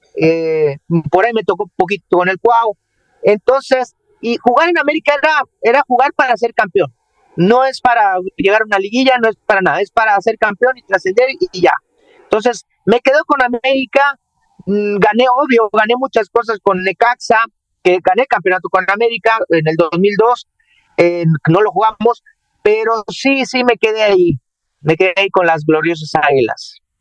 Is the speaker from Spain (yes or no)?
no; Jarocho, Veracruz, Mexico; now in Monterrey, Mexico; como todo jarocho, eh, enojón, peleonero